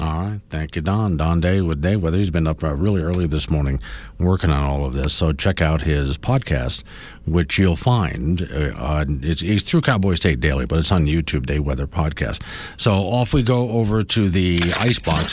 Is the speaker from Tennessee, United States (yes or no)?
no; Florida, United States; moved away; I grew up in Florida